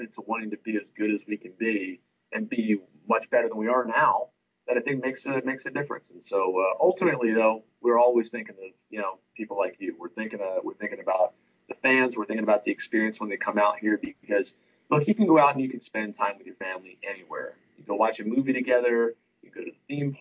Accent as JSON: {"language": "English", "town": "Trenton", "region": "New Jersey", "country": "United States", "moved": "yes", "said": "I'm from Trenton, New Jersey"}